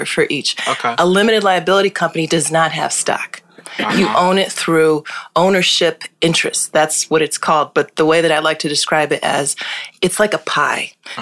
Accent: Hartford, Connecticut, United States; I was born and raised in Hartford, Connecticut

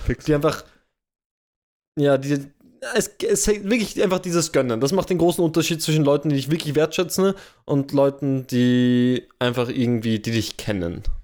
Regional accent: Vienna, Austria; Wien ist meine Heimat. Da komme ich her

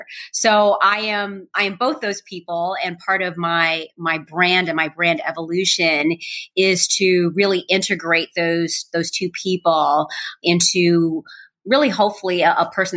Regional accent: Chicago, Illinois, United States; growing up on the South Side of Chicago

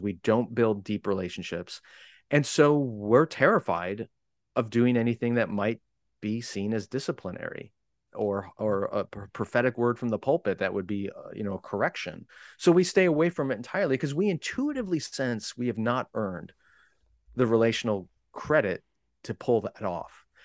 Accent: United States; I'm an American

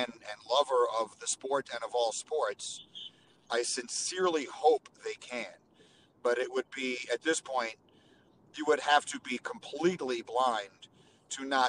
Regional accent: New York, United States; moved away as an adult; also born or lived in Chicago; I grew up in New York, and then I grew up again in Chicago

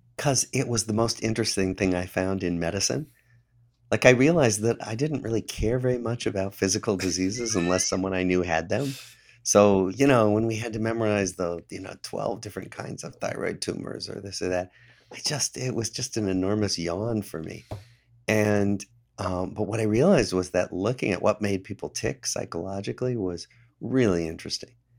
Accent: Des Moines, Iowa, United States; moved away as an adult; I grew up in Des Moines, Iowa

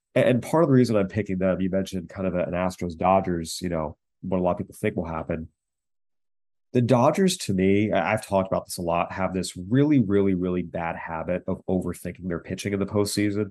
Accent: San Diego, California, United States; I grew up in San Diego as a charter season ticket holder.

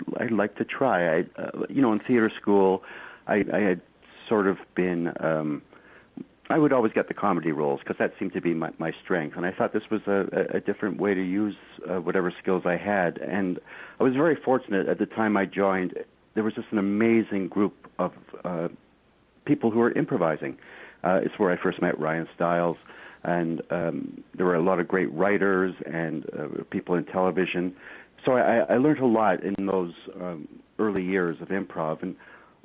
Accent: Canada; also born or lived in Kilmarnock, Scotland

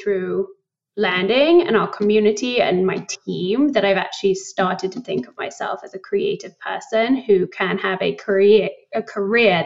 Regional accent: United Kingdom; moved away as an adult; also born or lived in London; now in New York, United States; I moved back to the UK and I spent like all of my childhood there. Grew up just outside of London.

